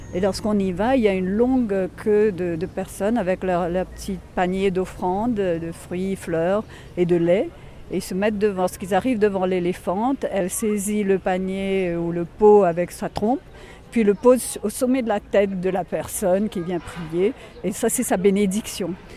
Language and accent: French; Mauritius; en tant que mauricienne